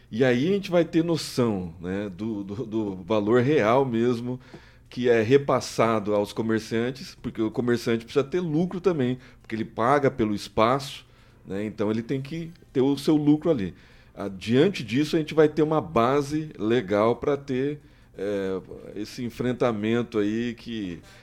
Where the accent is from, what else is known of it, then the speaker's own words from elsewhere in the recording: Maringá, Paraná, Brazil; Maringá, onde eu nasci